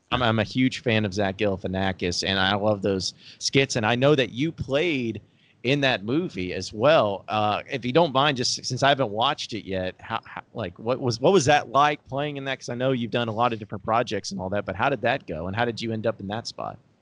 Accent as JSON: {"language": "English", "town": "Fayetteville", "region": "Arkansas", "country": "United States", "tie": "born or raised there", "said": "I grew up in Fayetteville"}